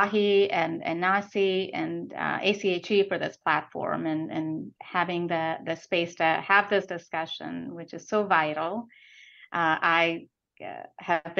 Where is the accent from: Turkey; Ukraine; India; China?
India; also born or lived in Calcutta, India; now in United States; I was born and brought up in India, in about second, third grade, we were in Calcutta